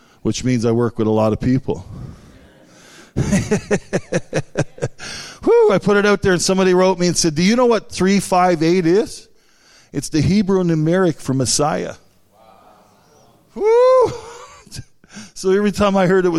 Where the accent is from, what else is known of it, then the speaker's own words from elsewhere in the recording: St. Anthony, Newfoundland and Labrador, Canada; I'm from Newfoundland, the northern part, amen. Was born in St. Anthony.